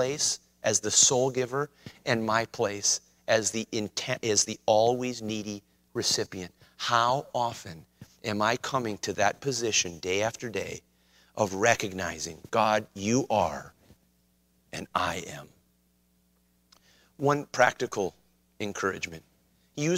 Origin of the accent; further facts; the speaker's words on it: White Bear Lake, Minnesota, United States; I grew up on White Bear Lake